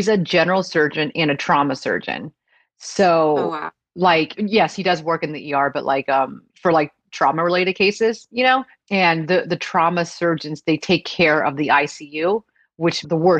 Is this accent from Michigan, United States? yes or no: no; Florida, United States; North Florida.